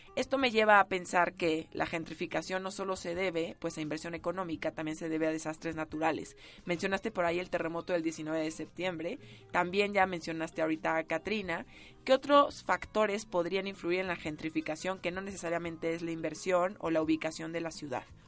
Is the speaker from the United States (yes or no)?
no; Mexico City, Mexico; yo soy de la Narvarte